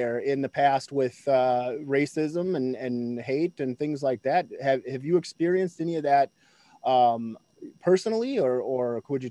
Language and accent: English; Minnesota, United States; moved away; I'm from Minnesota originally